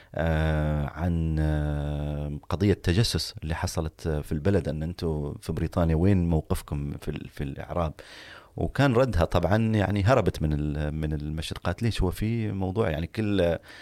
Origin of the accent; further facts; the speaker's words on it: Oman; نحن أبناء عمان